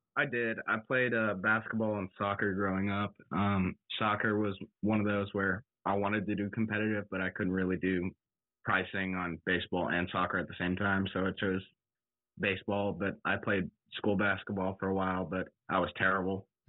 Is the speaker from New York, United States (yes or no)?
no; College Station, Texas, United States; I grew up in College Station from eighth grade all the way through senior year